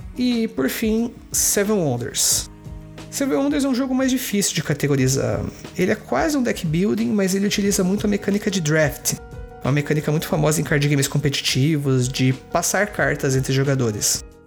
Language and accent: Portuguese; Sorocaba, São Paulo, Brazil; minha cidade natal, que é Sorocaba